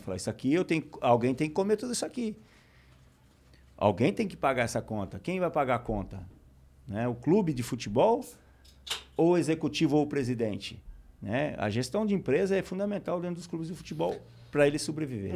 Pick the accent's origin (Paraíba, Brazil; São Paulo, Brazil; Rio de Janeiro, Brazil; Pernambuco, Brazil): São Paulo, Brazil; Taquaritinga; moved away as an adult; also born or lived in Barcelona / Lyon; o campinho de terra onde eu joguei durante minha infância toda, em Taquaritinga